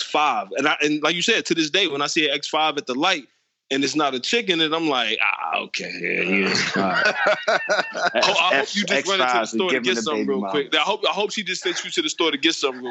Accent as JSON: {"language": "English", "town": "Detroit", "region": "Michigan", "country": "United States", "tie": "born or raised there", "said": "growing up in Detroit"}